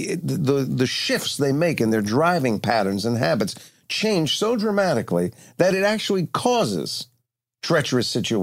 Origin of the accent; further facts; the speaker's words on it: East Coast, United States; now in Los Angeles, United States; So it's raining out here in Los Angeles. I grew up on the East Coast.